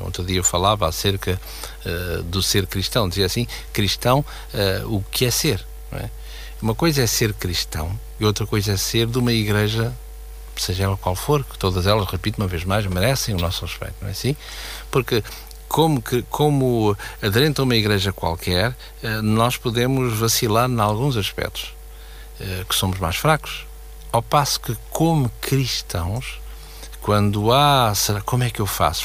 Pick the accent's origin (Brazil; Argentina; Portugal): Portugal